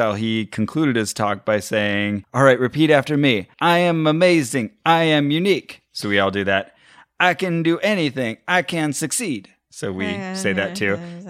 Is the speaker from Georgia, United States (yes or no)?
no; Burbank, California, United States; I don't know, I'm from Burbank.